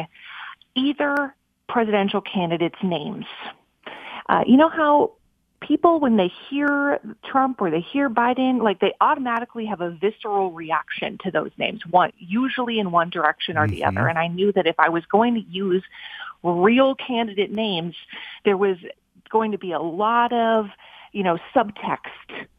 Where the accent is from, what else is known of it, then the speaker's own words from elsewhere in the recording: Minnesota, United States; moved away as an adult; I wanted to move back to my hometown in Minnesota